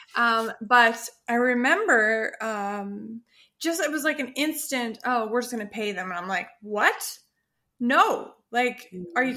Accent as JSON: {"language": "English", "town": "Perth", "region": "Western Australia", "country": "Australia", "tie": "born or raised there", "moved": "yes", "said": "in the town or the city where I was born in Australia, in Perth"}